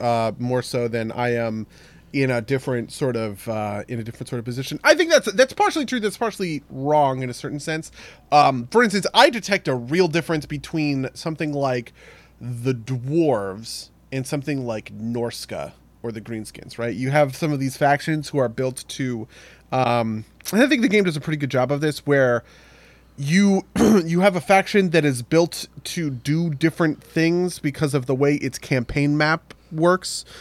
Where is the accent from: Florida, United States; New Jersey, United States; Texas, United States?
New Jersey, United States; Maplewood; the war on Christmas started in my hometown